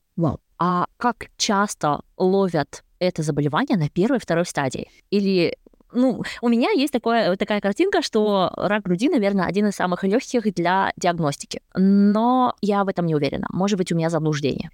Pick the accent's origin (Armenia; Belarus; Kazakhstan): Kazakhstan; moved away as an adult; also born or lived in Sweden; now in Germany; Я родом из Казахстана